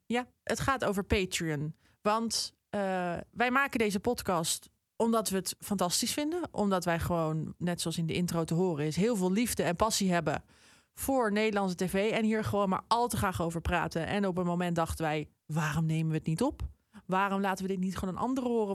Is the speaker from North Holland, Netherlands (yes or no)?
yes; Amsterdam, North Holland, Netherlands; moved away; Ik, ik ben zelf een Amsterdammer. Ik woon er nu helaas niet meer.